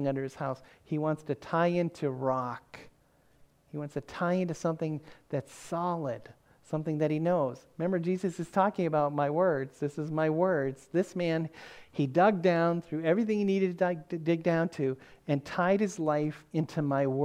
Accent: the North, United States; moved away; also born or lived in the South; growing up in the North, where everybody had a basement

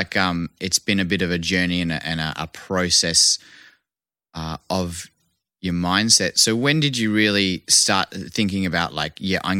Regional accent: Vancouver, British Columbia, Canada; accent: Aussie; also born or lived in Perth, Australia; Being born in Perth and growing up in Vancouver, I would say that, you know, my formative years, my teenage years were in Vancouver. So I feel more Canadian than I do Australian sometimes. Well, actually most of the time, except I have an Aussie accent.

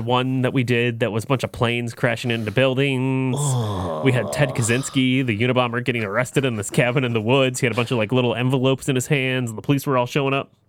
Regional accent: Detroit, Michigan, United States; we're from the Detroit area

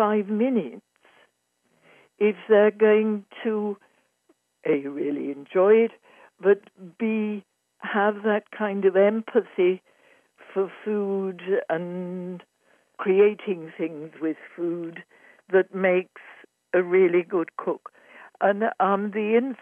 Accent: Yorkshire and the Humber, United Kingdom; moved away; also born or lived in Cambridge / London; I was born in Yorkshire, in England, in the heart of the countryside, just before World War II

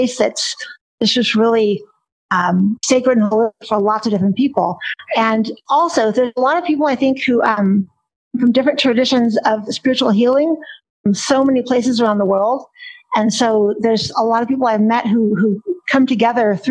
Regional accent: Silicon Valley, California, United States; also born or lived in Palo Alto; I'm a Silicon Valley kid. I'm in East Hills and in Alum Rock, and I was born in Palo Alto.

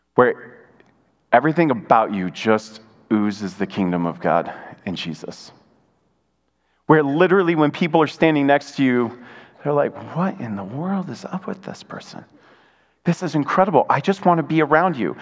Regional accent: Michigan, United States; moved away; I grew up in Michigan, uh, an hour away from uh, U of M the big house

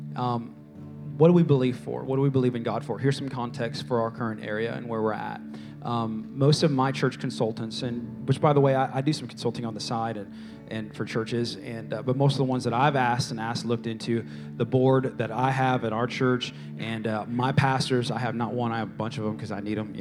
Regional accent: Bay Area, California, United States; now in San Antonio, United States; this is not where I'm from. I'm from the Bay Area

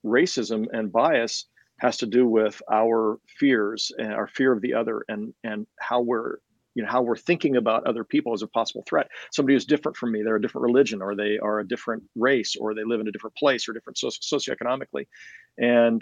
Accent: Kansas, United States; also born or lived in Johnson County, Kansas; I grew up here in Kansas City

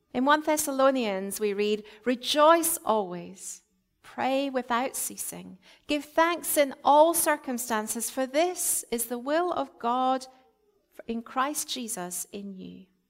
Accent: Scotland, United Kingdom; moved away; I was brought up in the Presbyterian Church in Scotland

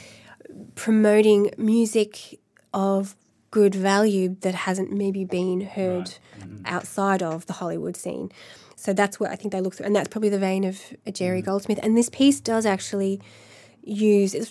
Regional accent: Melbourne, Victoria, Australia; also born or lived in Los Angeles, United States; now in Dublin, Ireland; it's from Melbourne, my hometown

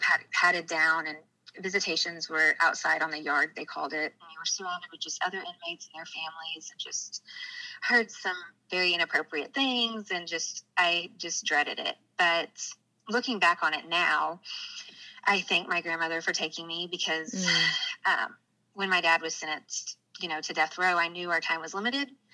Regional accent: Bentonville, Arkansas, United States; I actually grew up in Bentonville, Arkansas, which is the northwest part of the state.

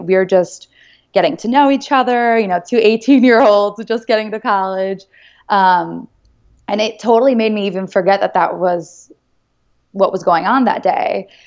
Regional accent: United States; being American

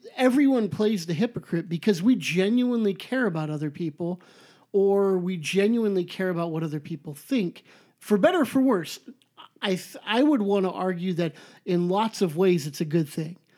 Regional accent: Southern California, United States; I'm so Califo-, Southern Californian, I say the in front of everything

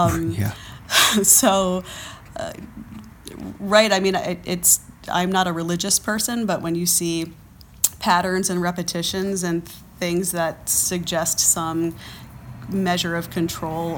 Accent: Frederick, Maryland, United States; born or raised there; also born or lived in Maine / Boston / New York; now in Kent, Ohio, United States

